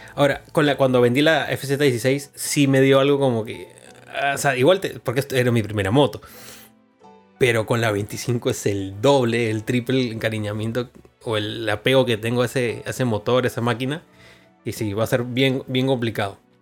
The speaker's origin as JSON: {"language": "Spanish", "town": "Chiclayo", "region": "Lambayeque", "country": "Peru", "moved": "yes", "lives_now": "Lima, Peru", "said": "vengo de Chiclayo"}